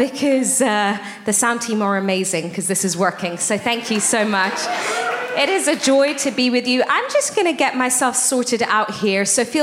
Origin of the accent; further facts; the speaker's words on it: England, United Kingdom; moved away as an adult; also born or lived in Iran / South Africa; now in Boston, United States; I was born in Iran. I'm ethnically Armenian. I moved to England when I was 5, grew up in the UK. When Julian and I got married, we moved to South Africa for almost 5 years, and now we're living in Boston. So hopefully that clarifies for you my accent